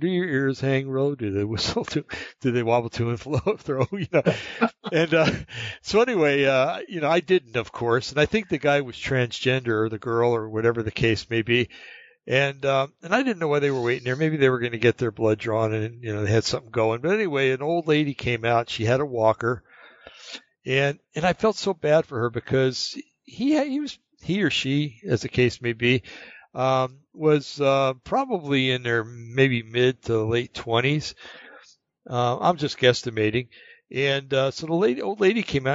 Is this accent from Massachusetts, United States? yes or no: no; New Jersey, United States; born or raised there; moved away; also born or lived in California / North Carolina